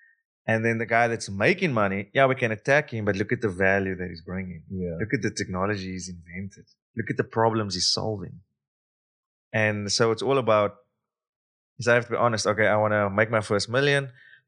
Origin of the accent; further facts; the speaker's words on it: South Africa; Like, yes, I come from South Africa. Yes, I'm a male. Yes, I'm brown. Yes, I speak English